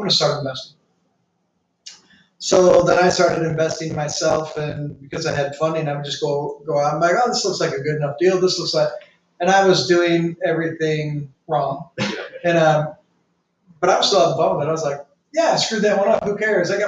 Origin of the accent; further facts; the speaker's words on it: St. Louis, Missouri, United States; also born or lived in Tampa; now in St. Petersburg, United States; born and raised in St. Louis, lived in Tampa, St. Pete now